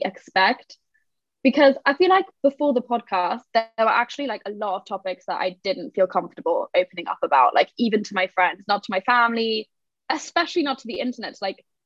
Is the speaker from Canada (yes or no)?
no; Germany; moved away as an adult; now in London, United Kingdom; I'm kind of a mix of German, Portuguese, and I lived in Germany till I was 18